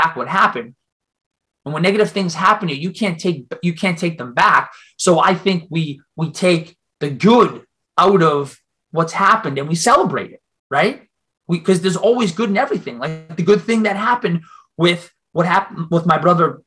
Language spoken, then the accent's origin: English; Boston, Massachusetts, United States; accent: Boston; I'm from Boston